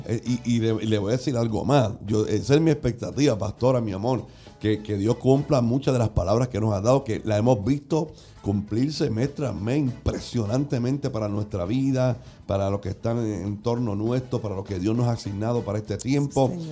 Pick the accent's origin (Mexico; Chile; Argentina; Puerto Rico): Puerto Rico; acostumbramos nosotros como, como puertorriqueños